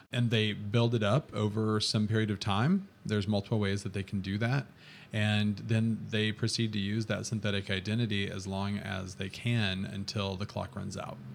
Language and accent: English; Texas Panhandle, United States; I'm from West Texas, so I grew up in the Texas Panhandle